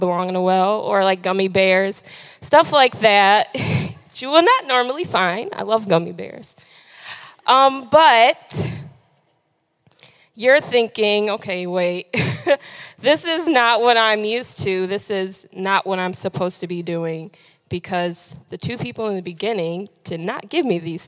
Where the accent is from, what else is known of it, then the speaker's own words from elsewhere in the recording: Detroit, Michigan, United States; now in Lansing, United States; I am from Detroit